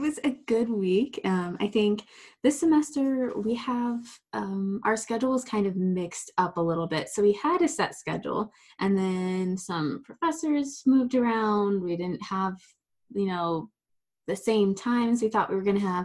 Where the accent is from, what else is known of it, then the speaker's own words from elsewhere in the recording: Ohio, United States; moved away as an adult; now in Pennsylvania, United States; I'm from Ohio